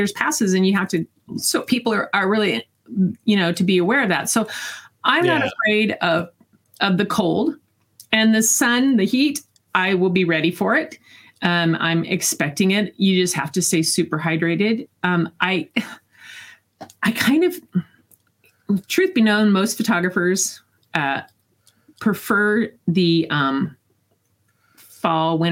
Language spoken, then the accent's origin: English; Eastern Washington, United States; I grew up in Eastern Washington.